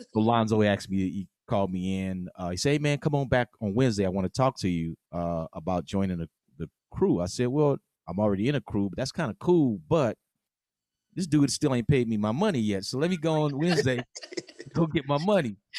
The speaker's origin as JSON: {"language": "English", "region": "West Coast", "country": "United States", "said": "we're from the West Coast"}